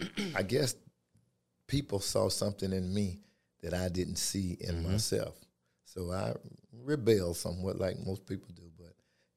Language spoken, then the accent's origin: English; LaGrange, Georgia, United States; Well, I was born in LaGrange, Georgia. Large family, attended Troop High School, lived out in the rural areas in Mountville, Georgia.